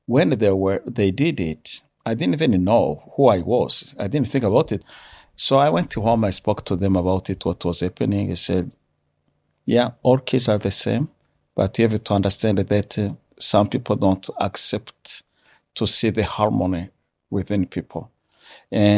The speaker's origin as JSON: {"language": "English", "country": "Rwanda", "tie": "born or raised there", "moved": "yes", "lives_now": "Canada", "said": "growing up in Rwanda from a young age"}